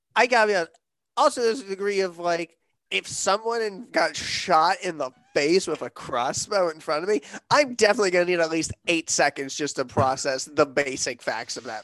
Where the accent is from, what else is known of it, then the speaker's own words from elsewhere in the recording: Connecticut, United States; growing up in Connecticut